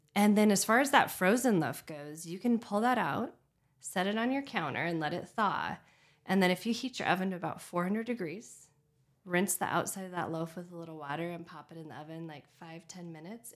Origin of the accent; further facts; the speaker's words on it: Redmond, Oregon, United States; now in Bend, United States; I grew up in Redmond